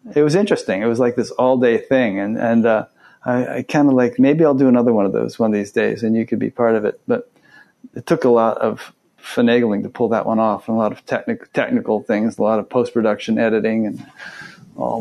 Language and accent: English; Fairfield, Connecticut, United States; also born or lived in Westport, Connecticut; right next to where I grew up